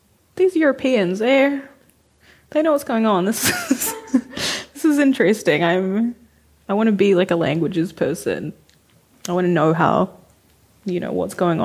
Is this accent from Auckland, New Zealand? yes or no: yes; Auckland, New Zealand; I used to write in the food court at Lynn Mall in New Lynn when I was a teenager because, like, I'm from West Auckland